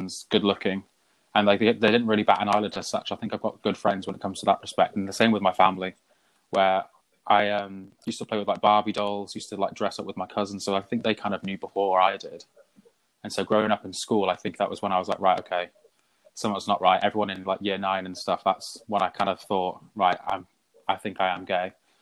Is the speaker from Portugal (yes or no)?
no; Shropshire, West Midlands, United Kingdom; moved away; I'm originally from Shropshire, which is on the border between England and Wales.